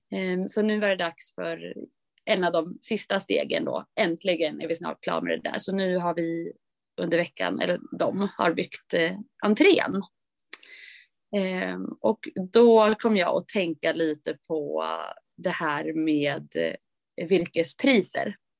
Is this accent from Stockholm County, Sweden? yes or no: no; Östersund, Jämtland, Sweden; moved away; min pappas hus uppe i Östersund där jag kommer ifrån